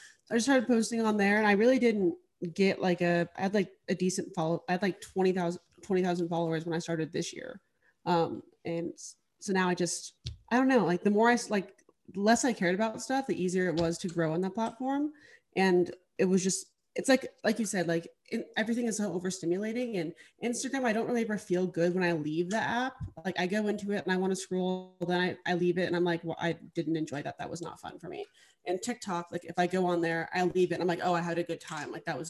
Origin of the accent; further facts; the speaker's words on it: Alaska, United States; now in Denver, United States; Yeah, I'm from Alaska originally. I live in Denver right now. I have moved around a lot.